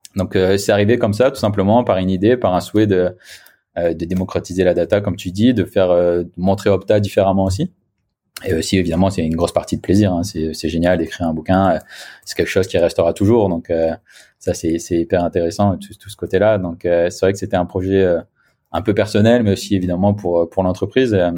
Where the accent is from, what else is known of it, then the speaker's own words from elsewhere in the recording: the Nord, Hauts-de-France, France; moved away as an adult; also born or lived in Brittany / Paris; now in Nice, France; je suis originaire du Nord, moi, à la base